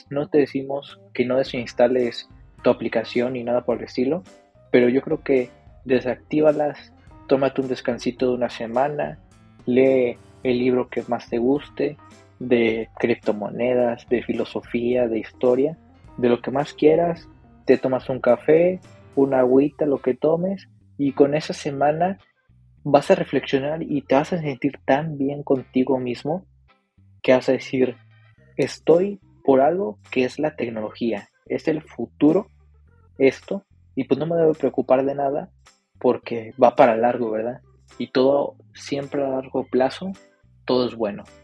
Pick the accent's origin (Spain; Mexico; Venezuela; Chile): Mexico; Bueno, CryptoReu y yo somos de México, pero como quiera la distancia es, es mucha.